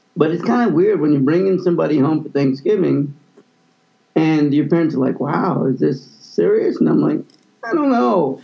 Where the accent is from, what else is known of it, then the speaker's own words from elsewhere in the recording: Kansas City, Missouri, United States; growing up in Kansas City